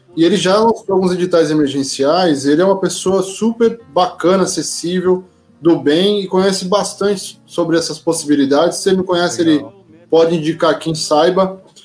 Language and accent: Portuguese; São Vicente, São Paulo, Brazil; minha caminhada, quase a maior parte da minha vida, em São Vicente